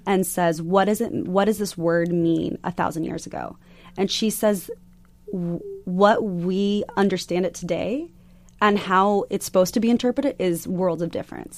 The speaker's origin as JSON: {"language": "English", "region": "Arizona", "country": "United States", "tie": "born or raised there", "said": "growing up in Arizona."}